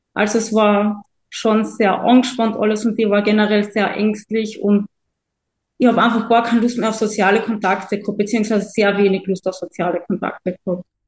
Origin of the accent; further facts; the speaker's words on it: Carinthia, Austria; Ich komme aus Kärnten in Österreich.